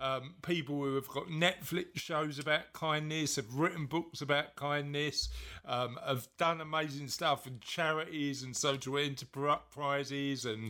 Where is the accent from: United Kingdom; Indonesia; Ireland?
United Kingdom; London; I was brought up in East London